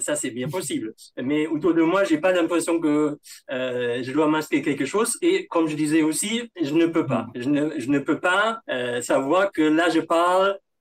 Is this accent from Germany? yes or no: yes; Germany; accent: German; first language German; French is a second language; moved away as an adult; now in Paris, France; mon, mon accent allemand